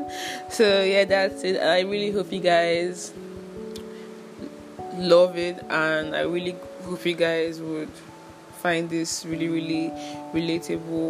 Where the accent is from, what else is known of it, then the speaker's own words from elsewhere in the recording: Anambra, Nigeria; I'm from Anambra State.